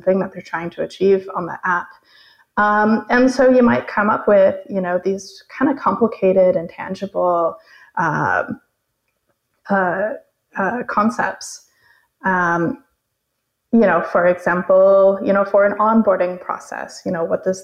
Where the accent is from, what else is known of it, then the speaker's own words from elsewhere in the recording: Arizona, United States; moved away as an adult; also born or lived in San Francisco; I grew up in Arizona, and I was going to the state university for painting and English literature.